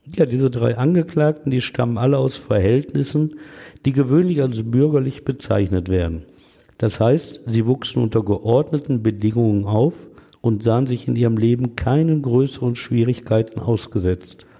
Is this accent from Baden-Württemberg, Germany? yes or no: no; Essen, North Rhine-Westphalia, Germany; Wo ich als Kind gespielt hatte